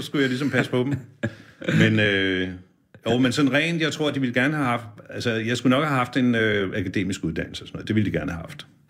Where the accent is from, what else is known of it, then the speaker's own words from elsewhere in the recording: Birkerød, Capital Region of Denmark, Denmark; jeg kommer fra Birkerød